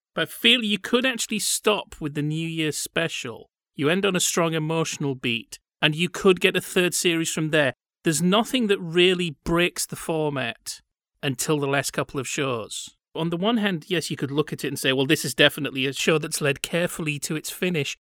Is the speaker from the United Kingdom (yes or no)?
yes; Yorkshire and the Humber, United Kingdom; I'm from West Yorkshire